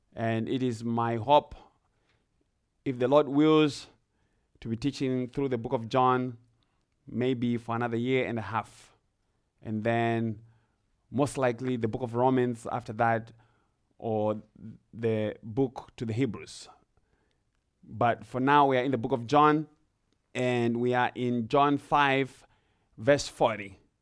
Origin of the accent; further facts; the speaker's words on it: Zimbabwe; now in Ohio, United States; I grew up in Zimbabwe. I, I'm from Zimbabwe. I grew up in the rural areas in Zimbabwe